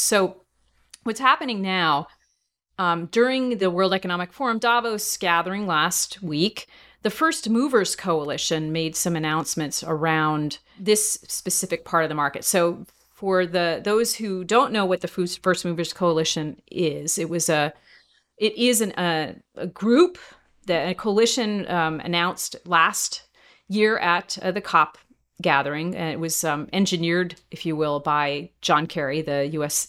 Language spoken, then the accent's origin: English; New Jersey, United States; growing up in New Jersey